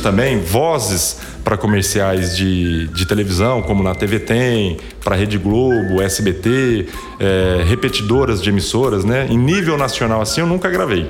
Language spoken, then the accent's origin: Portuguese; Araçatuba, São Paulo, Brazil; eu nasci na cidade de Araçatuba